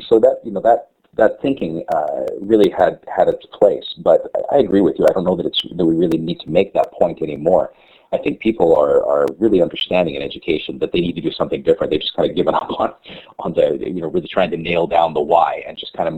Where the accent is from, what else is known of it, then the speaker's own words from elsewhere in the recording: Canada; as a Canadian